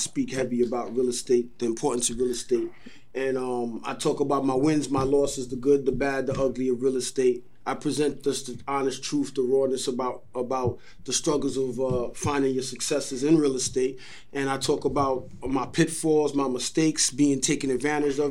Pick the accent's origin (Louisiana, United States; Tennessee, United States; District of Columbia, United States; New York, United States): New York, United States; New York City; also born or lived in Canarsie, Brooklyn; the 197 is the actual street that we grew up on in Hollis, Queens